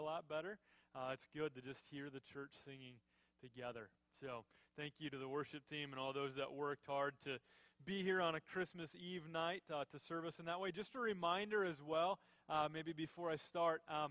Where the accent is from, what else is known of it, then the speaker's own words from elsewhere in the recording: Minnesota, United States; I was born and raised in Minnesota.